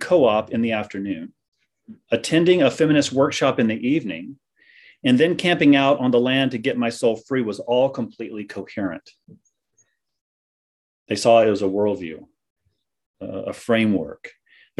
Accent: American South, United States; moved away as an adult; also born or lived in Vancouver, Canada; I'm an American that came up from the American South up to seminary in Vancouver

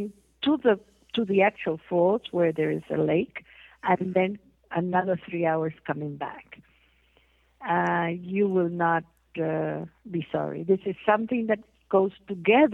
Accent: Peru; now in United States; I was born in Peru.

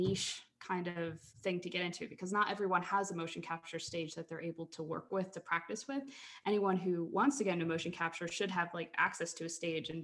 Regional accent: Philadelphia, Pennsylvania, United States; moved away; I grew up in Philly, Philadelphia, Pennsylvania.

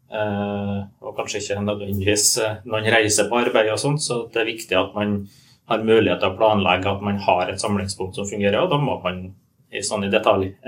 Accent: Nordmøre, Møre og Romsdal, Norway; Jeg kommer fra Nordmøre.

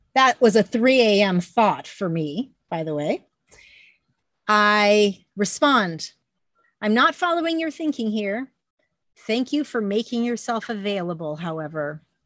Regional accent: Phoenix, Arizona, United States; I was born and raised in the Phoenix Ashram.

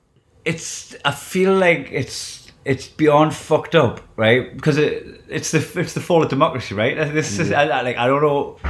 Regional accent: North East England, United Kingdom; now in Scotland; yeah, there is a bit of prejudice towards southern accents in Scotland. Like, I've always getting away with it being a Geordie.

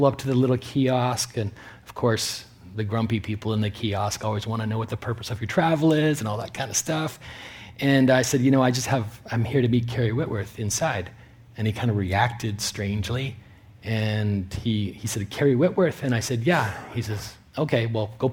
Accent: Canada; moved away as an adult; now in California, United States; I'm a Canadian citizen

